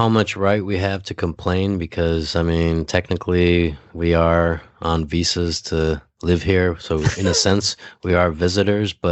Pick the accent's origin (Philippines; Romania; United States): Philippines; I was like, yeah, I'm Filipino.